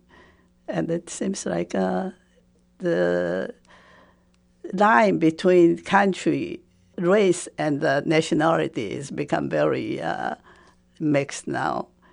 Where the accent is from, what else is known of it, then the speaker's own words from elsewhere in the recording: Taipei, Taiwan; first language Japanese; English is a second language; moved away as an adult; also born or lived in Bloomington, United States; now in United States; When I was growing up, Taiwan was under Japanese